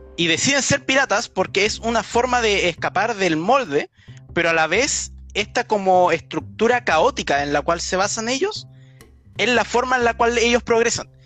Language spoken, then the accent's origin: Spanish; Chile; como los que vivimos en países tercermundistas, como los chilenos